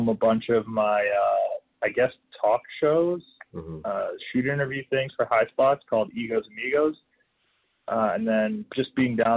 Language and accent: English; Hamilton, Ontario, Canada; my hometown of Hamilton, Ontario